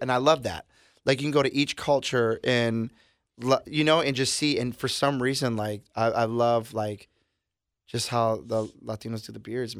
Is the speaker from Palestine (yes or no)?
no; Milwaukee, Wisconsin, United States; Yeah, we're from Milwaukee, and they're known for the breweries.